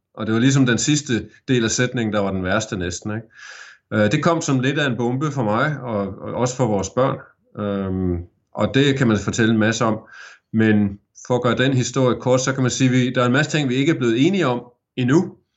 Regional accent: Aarhus, Central Denmark Region, Denmark; moved away as an adult; now in Geelong, Australia; da jeg voksede op i Aarhus

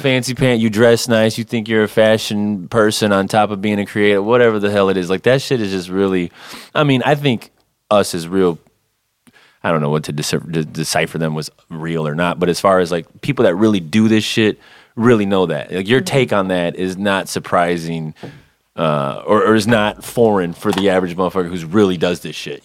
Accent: Saginaw, Michigan, United States; moved away as an adult; also born or lived in Detroit suburbs; now in Detroit, United States; I'm originally from Saginaw, Michigan

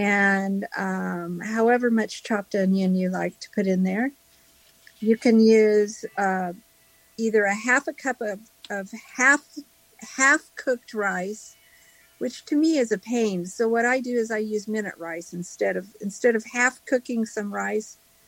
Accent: Los Angeles, California, United States; I'm from Southern California. The LA area.

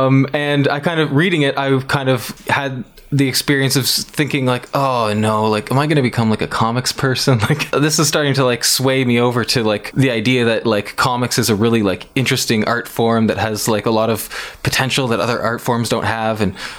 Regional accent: Baden, Ontario, Canada; I'm from a small town outside of Kitchener. Grew up in kind of like a rural suburban area

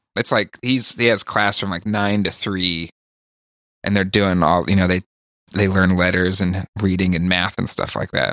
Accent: California, United States; I grew up in California

